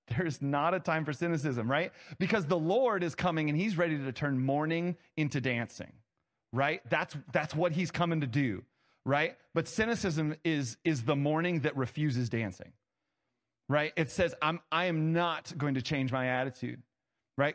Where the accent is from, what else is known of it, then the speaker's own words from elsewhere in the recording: Ohio, United States; I was born in Ohio.